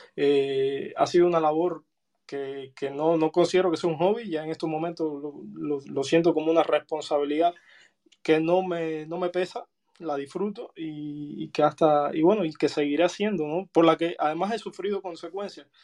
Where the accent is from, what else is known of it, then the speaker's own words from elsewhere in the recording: Cuba; moved away as an adult; yo salí de Cuba en el año 2019